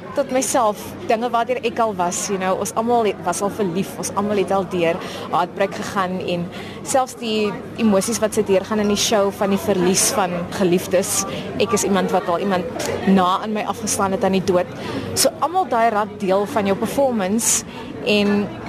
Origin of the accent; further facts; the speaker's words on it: Paarl, Western Cape, South Africa; Ek is uh, gebore en getoe in die Parel in die Wes-Kaap